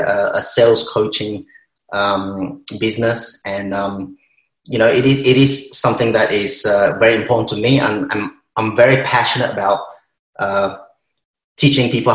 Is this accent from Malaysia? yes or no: yes; Malaysia; now in Melbourne, Australia; I'm Malaysian Chinese